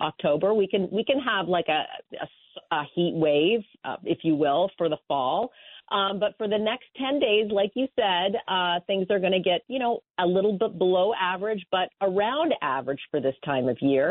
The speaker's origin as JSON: {"language": "English", "country": "Canada", "tie": "born or raised there", "moved": "yes", "said": "I grew up in Canada"}